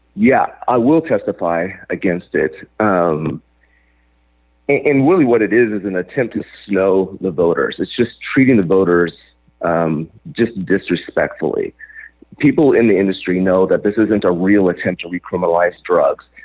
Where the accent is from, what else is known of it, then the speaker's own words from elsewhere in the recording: Joseph, Oregon, United States; my hometown of Joseph, Oregon